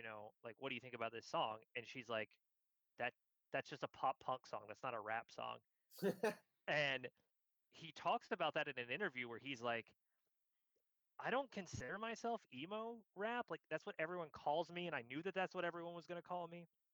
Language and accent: English; San Francisco, California, United States; And it was in San Francisco, my hometown, in New York, where my fucking talent manager knew the guy who ran it